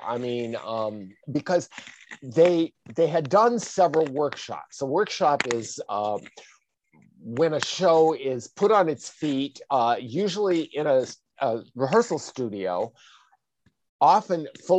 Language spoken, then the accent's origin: English; Black Hills of South Dakota, United States; I grew up in the Black Hills of South Dakota